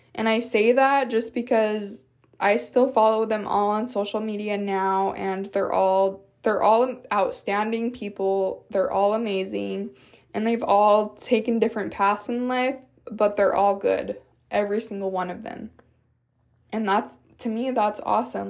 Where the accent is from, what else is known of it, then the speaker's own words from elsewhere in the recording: Utah, United States; moved away as an adult; now in Texas, United States; growing up in Utah